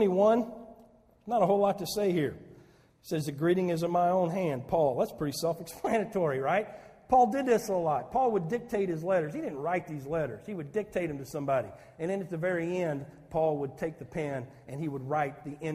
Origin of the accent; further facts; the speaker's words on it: Saline County, Southern Illinois, United States; moved away as an adult; also born or lived in Chicago; I'm a hayseed from Southern Illinois. I'd never been out of Saline County before